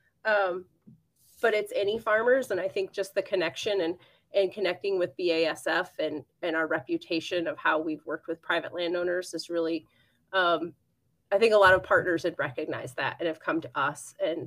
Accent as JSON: {"language": "English", "region": "southern Michigan", "country": "United States", "tie": "born or raised there", "said": "I did grow up on a farm and cattle operation in southern Michigan. So I'm originally from Michigan"}